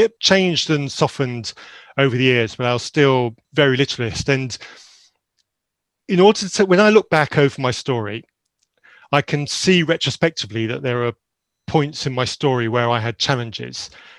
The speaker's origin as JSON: {"language": "English", "country": "Zambia", "tie": "born or raised there", "said": "So very briefly about myself, I grew up in Zambia in a missionary environment in Zambia. I went to boarding school from a very young age to a remote school in Zambia"}